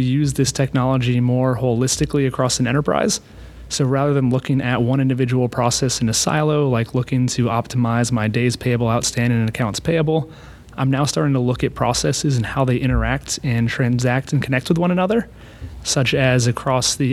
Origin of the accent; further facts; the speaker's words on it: Austin, Texas, United States; moved away as an adult; also born or lived in North Carolina; I was born and raised in Austin, so it has a special place.